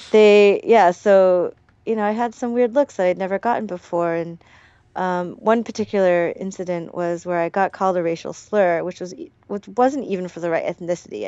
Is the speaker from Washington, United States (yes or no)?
no; Portland, Oregon, United States; moved away as an adult; also born or lived in Hawaii / South Korea; now in Seoul, South Korea; I went to this really small um, Catholic elementary school in Northeast Portland